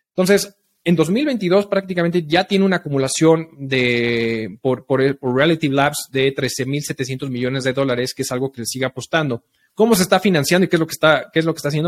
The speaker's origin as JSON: {"language": "Spanish", "country": "Mexico", "said": "somos nosotros los mexicanos"}